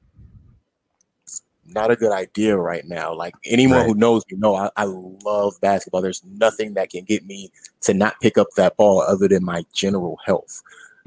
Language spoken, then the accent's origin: English; United States; As an American